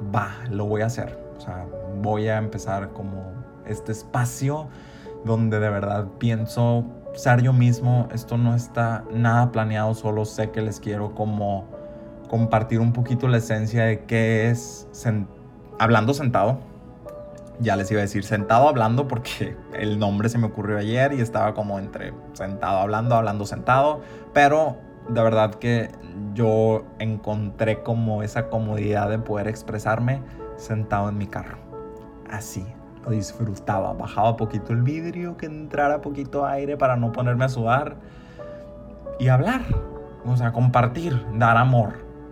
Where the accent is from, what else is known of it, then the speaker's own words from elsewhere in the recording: Ciudad Obregón, Sonora, Mexico; moved away as an adult; also born or lived in Hermosillo / Mexico City; yo me fui de Ciudad Obregón hace siete años